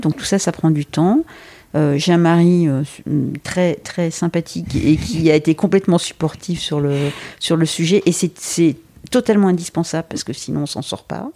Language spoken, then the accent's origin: French; Brittany, France; also born or lived in Lille; now in Paris, France; je suis originaire de Bretagne